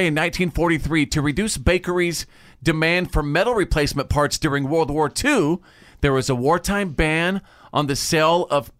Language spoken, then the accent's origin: English; North Texas, United States; My mother in North Texas raised me on chicken nuggets.